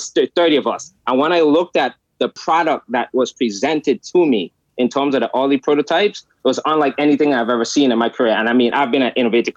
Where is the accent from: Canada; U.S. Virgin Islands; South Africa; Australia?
U.S. Virgin Islands; moved away; I grew up in the United States Virgin Islands, St. Thomas, where electricity is off 18 hours a day